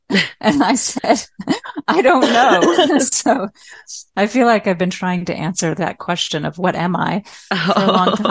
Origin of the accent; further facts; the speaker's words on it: Newton, Massachusetts, United States; moved away as an adult; also born or lived in Malawi / Myanmar; I grew up in Newton, Massachusetts, which is a suburb of Boston.